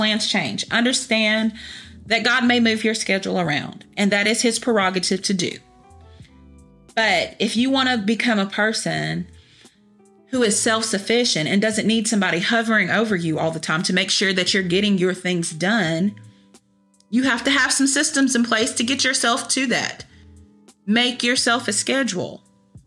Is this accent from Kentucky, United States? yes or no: yes; Kentucky, United States; I'm from Kentucky